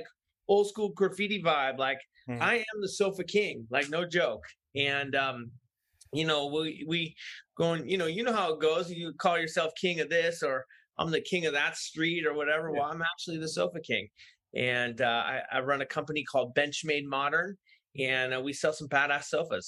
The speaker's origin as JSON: {"language": "English", "town": "San Francisco", "region": "California", "country": "United States", "tie": "born or raised there", "said": "I grew up in San Francisco."}